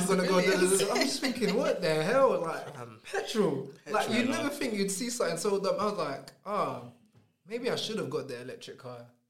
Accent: United Kingdom; I'm British

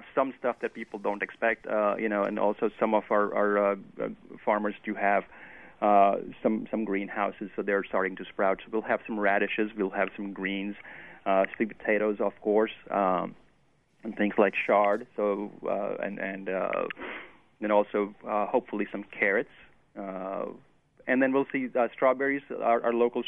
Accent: Western India, India; now in Oxford, United States; I'm originally from Western India

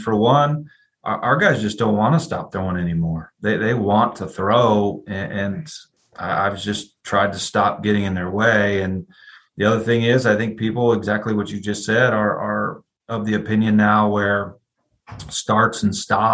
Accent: Ann Arbor, Michigan, United States; moved away as an adult; also born or lived in California / Maryland; now in Georgia, United States; I was born and raised in Ann Arbor, Michigan. Grew up in the cold

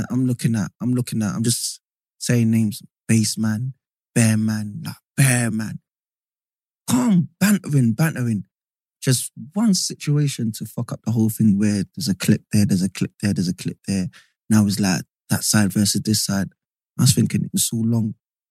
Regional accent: London, United Kingdom; I'm from East, like, Canning Town

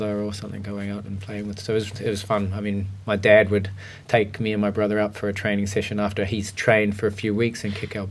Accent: Auckland, New Zealand; moved away as an adult; also born or lived in Huntly, New Zealand; I was born in a place called Huntly, which is in the North Island of the New Zealand. And then shifted basically when I was about 4 years old. We moved up to Auckland, which is the biggest town in New Zealand, and there we spent pretty much all of my life until I shifted overseas

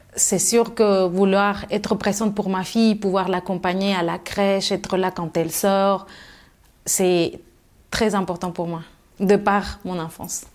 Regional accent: Mexico City, Mexico; French is a second language; moved away as an adult; now in France; je suis née à Mexico et j'ai grandi à Mexico et je suis restée jusqu'à l'âge de 18 ans.

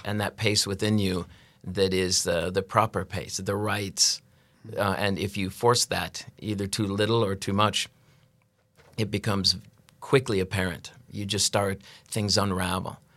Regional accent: United States; moved away as an adult; now in Norway; I'm an American that moved to, uh, Norway, uh, love refugee, they call us

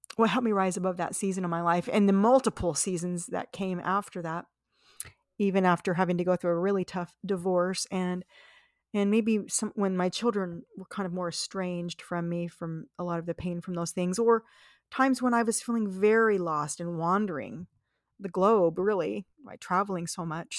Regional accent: Las Vegas, Nevada, United States; I grew up in Las Vegas, Nevada

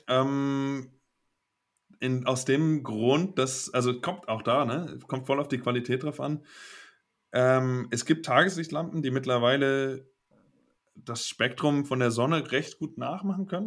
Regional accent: Kiel, Schleswig-Holstein, Germany; moved away as an adult; also born or lived in Giessen; now in Basel, Switzerland; ich komme aus Kiel, hat mehr Einwohner als Basel

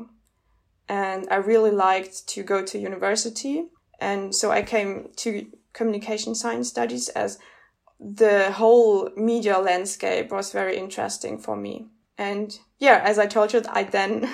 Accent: Munich, Bavaria, Germany; I started my BA also in Munich as I grew up in Munich.

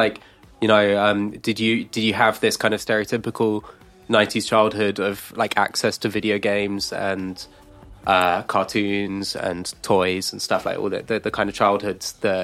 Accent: United Kingdom; we had it as well, like growing up in the UK

